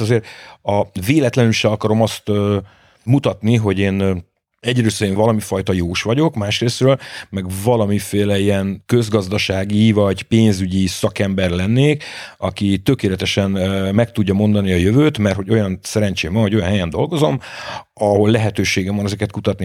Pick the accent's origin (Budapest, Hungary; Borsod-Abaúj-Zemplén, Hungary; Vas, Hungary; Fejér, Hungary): Budapest, Hungary; a belvárosban a nagymamámék lakásában születtem bele, a Falkmikse utcába, én egy iszonyatos durva lokálpatrióta vagyok, én 18 es koromig nem nagyon hagytam el, nem nagyon a város, de még az ötödik kerületet se